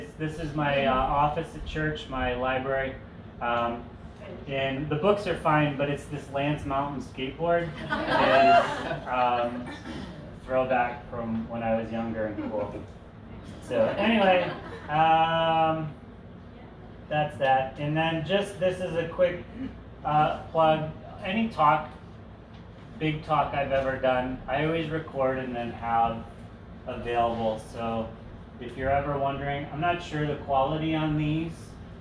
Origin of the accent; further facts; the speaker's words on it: outside of Detroit, Michigan, United States; moved away; I grew up outside of Detroit going to Tiger Stadium baseball games